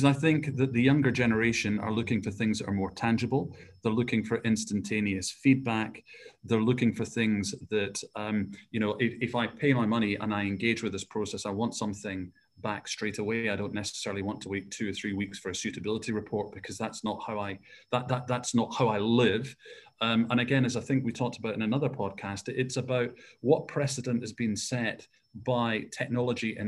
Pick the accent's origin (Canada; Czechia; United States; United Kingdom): United Kingdom; Scotland; I was brought up in Scotland.